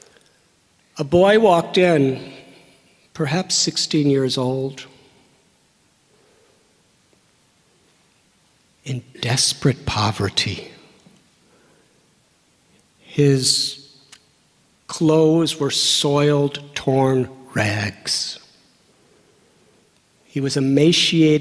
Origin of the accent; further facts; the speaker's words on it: Northern Illinois, United States; moved away as an adult; I was born and raised in Northern Illinois